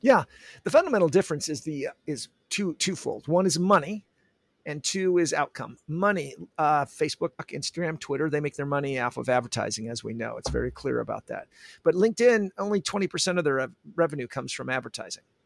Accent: Olympia, Washington, United States; also born or lived in San Diego, California; now in San Jose, United States; I'm from Olympia, Washington

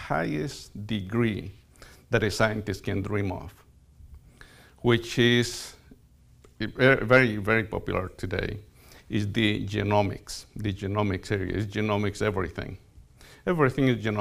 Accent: Colombia; moved away; I grew up in Colombia. In fact, I grew up in a coffee plantation.

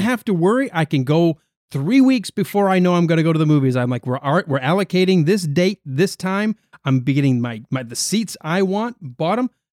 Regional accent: United States; I'm an American

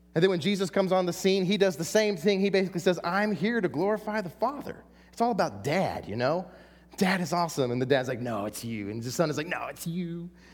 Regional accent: Texas, United States; I'm from Texas

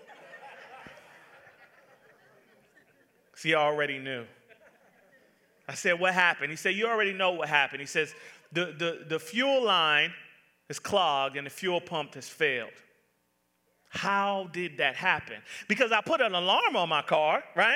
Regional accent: Atlanta, Georgia, United States; Now, I'm from the South. I am from born and raised Atlanta, Georgia.

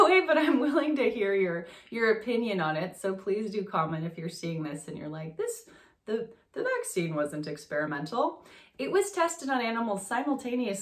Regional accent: France; moved away; I grew up in France.

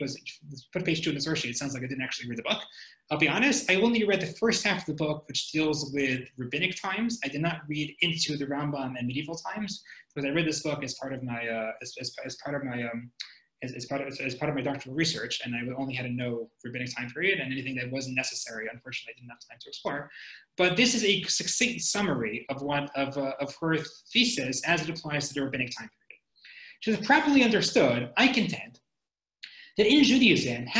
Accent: United States; I'm an American

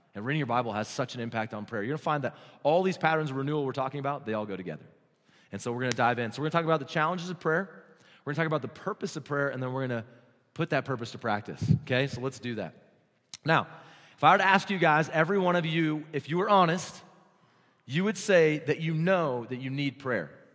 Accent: New Mexico, United States; I'm from New Mexico

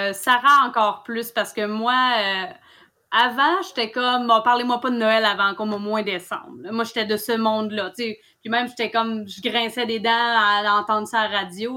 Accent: Mauricie, Quebec, Canada; also born or lived in Gaspésie; now in Sainte-Anne-des-Monts, Canada; je suis native de la Mauricie, moi, à la base.

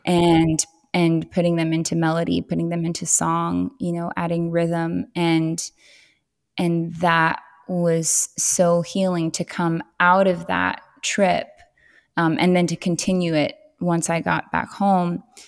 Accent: Southern California, United States; moved away as an adult; now in Tennessee, United States; growing up in Southern California, it, it was incredibly diverse

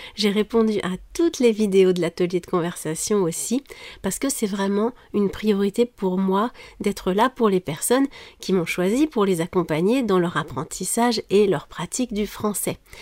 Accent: France; je suis française

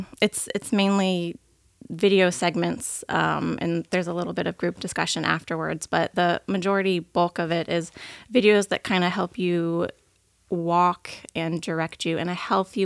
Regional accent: Plant City, Florida, United States; now in Lakeland, United States; I was born and raised in Plant City, Florida. I live and work in Lakeland, Florida now. I'm in real estate. I am a mother to a wonderful little four-year-old boy who keeps me on my toes all day. And I just turned 30 this year.

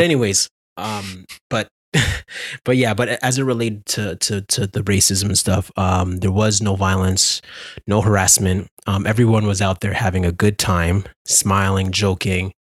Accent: Ontario, Canada; I'm from Ontario

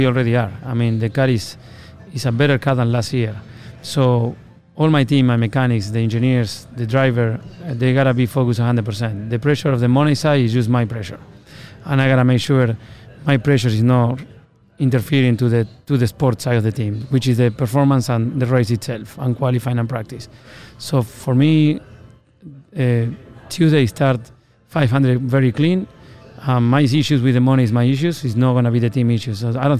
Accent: Argentina; moved away as an adult; now in United States; You know, when I came from Argentina, I was a go-kart mechanic.

